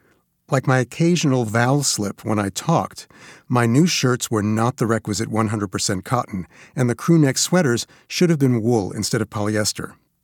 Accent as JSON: {"language": "English", "town": "Queens", "region": "New York", "country": "United States", "tie": "born or raised there", "accent": "Queens accent", "said": "decided to leave my native Queens behind too, with a preppy, all-new me. I'd already managed to ditch my Queens accent."}